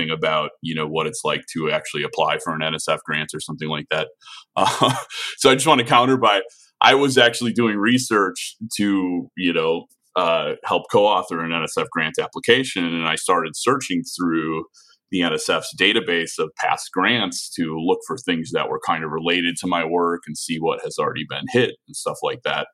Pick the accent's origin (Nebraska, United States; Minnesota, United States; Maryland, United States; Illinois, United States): Illinois, United States; Chicago; I'm from Chicago. I have a lot of family here